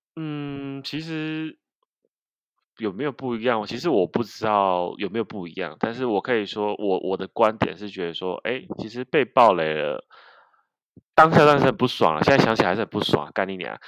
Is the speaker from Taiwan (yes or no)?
yes; Kaohsiung, Taiwan; 因为我是高雄人，南部人啊